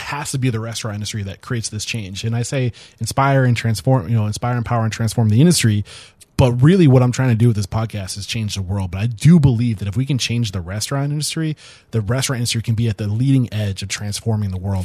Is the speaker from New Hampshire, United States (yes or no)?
yes; New Hampshire, United States; I'm from New Hampshire